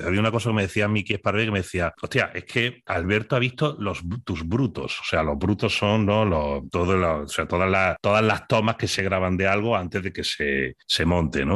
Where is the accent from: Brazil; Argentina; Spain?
Spain; accent: Spanish; mi acento español